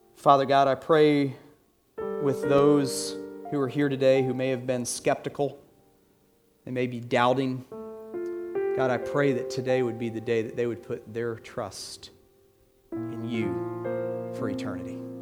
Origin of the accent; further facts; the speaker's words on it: Atlanta, Georgia, United States; I'm from Atlanta. I grew up in Atlanta